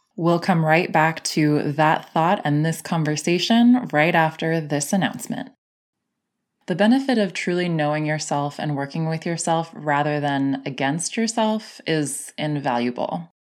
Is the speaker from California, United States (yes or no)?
yes; San Diego, California, United States; growing up in San Diego